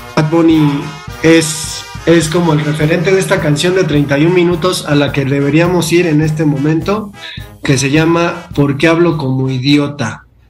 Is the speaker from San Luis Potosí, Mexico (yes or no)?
no; Mexico City, Mexico; yo que crecí en la Valle Gómez